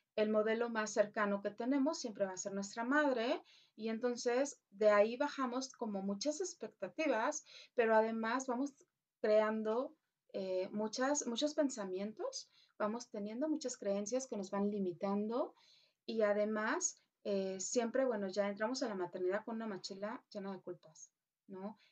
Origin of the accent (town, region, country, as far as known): Mexico